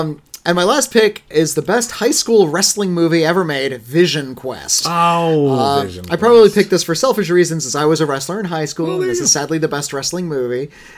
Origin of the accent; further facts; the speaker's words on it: Miami, Florida, United States; I'm from Miami. And my parents are Cuban. Of my family members came on rafts and boats